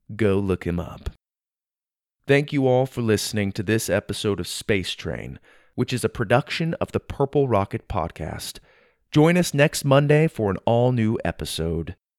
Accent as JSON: {"language": "English", "town": "Gilbert", "region": "Arizona", "country": "United States", "tie": "born or raised there", "said": "my hometown of Gilbert, Arizona, where I grew up"}